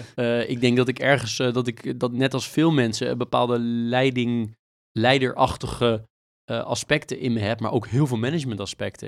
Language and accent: Dutch; Netherlands; also born or lived in United States; ook wonen in een land waar je als Nederlander best wel veel mening over hebt over Amerika